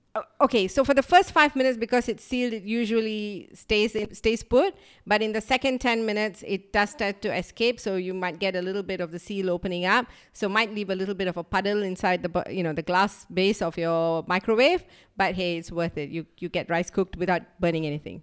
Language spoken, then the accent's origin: English; Tamil Nadu, India; we are from Tamil Nadu